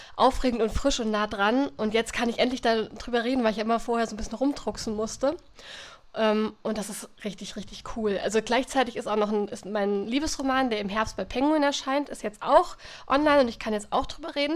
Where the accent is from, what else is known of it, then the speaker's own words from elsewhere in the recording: Germany; durch mein Heimatdorf die Eder fließt